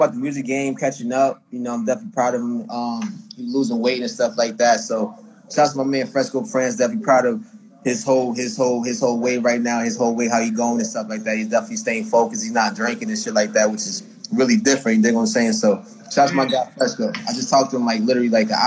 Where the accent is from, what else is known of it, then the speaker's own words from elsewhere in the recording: Boston, Massachusetts, United States; I'm from Boston, Mass